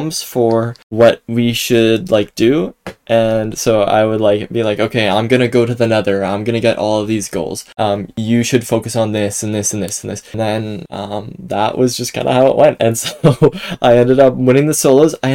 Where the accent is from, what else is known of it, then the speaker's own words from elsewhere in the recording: Canada; I'm from Canada, so I learned French in high school